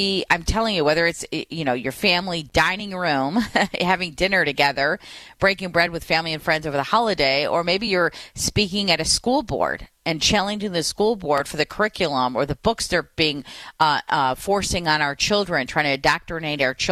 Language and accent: English; Detroit, Michigan, United States; my hometown in Detroit